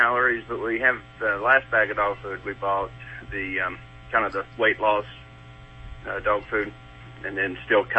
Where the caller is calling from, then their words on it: Georgia, United States; I'm in Georgia.